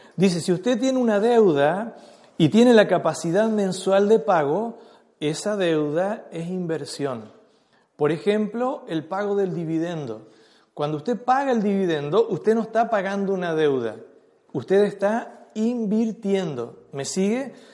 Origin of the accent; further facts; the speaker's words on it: Chile; nosotros como, chilenos tenemos muchas cosas que son parte de nuestra cultura impuesta